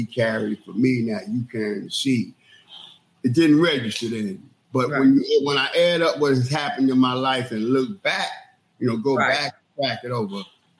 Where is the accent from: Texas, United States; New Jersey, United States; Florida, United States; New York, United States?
New York, United States; New York City; being raised in New York City and being raised from the West Indian culture that I had